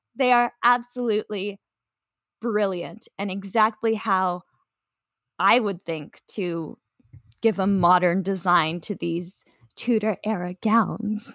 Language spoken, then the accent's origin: English; Canada; I'm Canadian